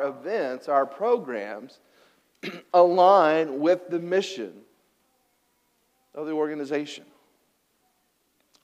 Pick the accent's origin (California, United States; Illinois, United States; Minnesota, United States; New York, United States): Illinois, United States; Cutler; I grew up in Illinois, about 15 miles west of Pinckneyville, in a little coal mining town called Cutler, Illinois